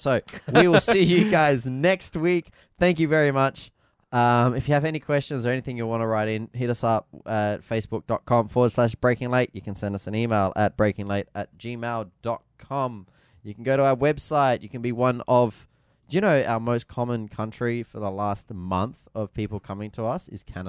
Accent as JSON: {"language": "English", "region": "Northern Territory", "country": "Australia", "said": "But we're from the Territory and all our friends are from the Territory."}